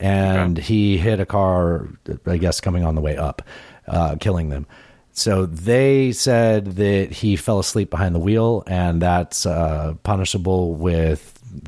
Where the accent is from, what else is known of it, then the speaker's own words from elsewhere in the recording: Colorado, United States; born there; I was born in Colorado, got that mile.